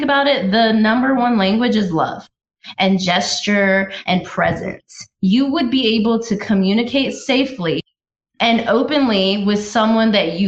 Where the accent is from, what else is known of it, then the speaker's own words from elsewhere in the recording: United States; also born or lived in Washington, D.C.; being an American